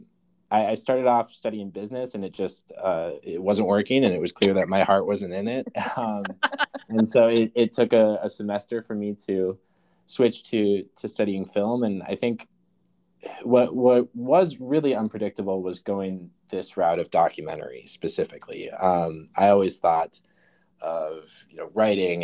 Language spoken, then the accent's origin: English; Mankato, Minnesota, United States; moved away; I am originally from Minnesota, southern Minnesota, a town called Mankato. Yeah, I lived most of my life there, actually.